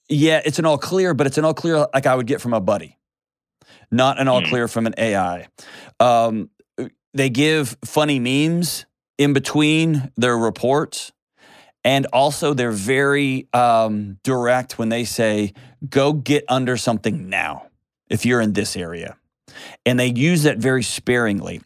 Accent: Houston, Texas, United States; now in Nashville, United States; I grew up in Houston, the Gulf

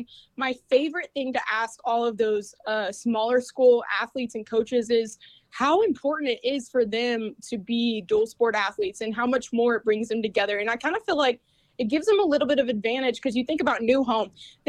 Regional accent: Canyon, Texas, United States; also born or lived in Shallow Water, Texas; now in Lubbock, United States; because I was born in Shallow Water, a town about 15 minutes outside of Lubbock, and then I grew up in Canyon, which is right up I-27 near Amarillo, and then I came back here for college, went to Texas Tech

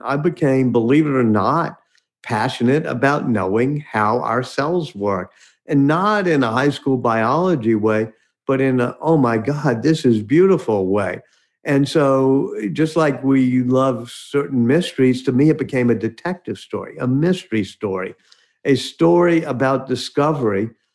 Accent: New Orleans, Louisiana, United States; I'm here in New Orleans now. My hometown, grew up right near where Louis Armstrong grew up in central city of New Orleans.

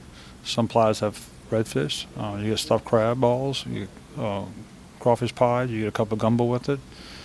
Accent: New Orleans, Louisiana, United States; My mother was raised on Royal Street, and that's where I was raised, out on Royal Street.

